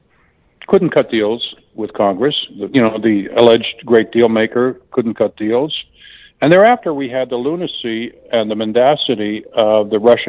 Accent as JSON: {"language": "English", "country": "Canada", "moved": "yes", "lives_now": "United States", "said": "you know, I'm from Canada originally, and Canadian medical care is just way better than people think it is."}